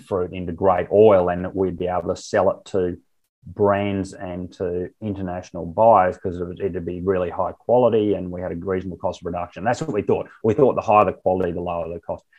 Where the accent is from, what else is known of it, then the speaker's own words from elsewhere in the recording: Barcaldine, Queensland, Australia; I was born um, at on a farm at Barcaldine and had my first 23 yeah. years there.